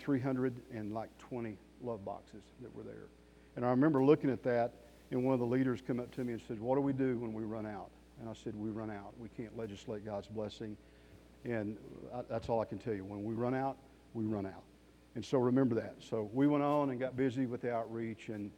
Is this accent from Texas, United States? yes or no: yes; Amarillo, Texas, United States; moved away as an adult; now in Colorado Springs, United States; I'm from Amarillo, Texas. I pastored on staff at Trinity Fellowship Church for 30 years. I've been in Colorado Springs for 6 years